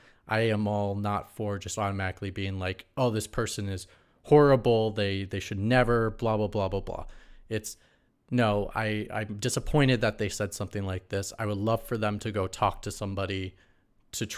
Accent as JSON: {"language": "English", "region": "Midwest", "country": "United States", "tie": "born or raised there", "said": "I come from the Midwest"}